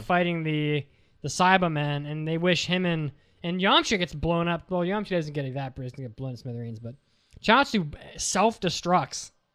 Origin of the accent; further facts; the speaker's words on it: West Virginia, United States; I'm from West Virginia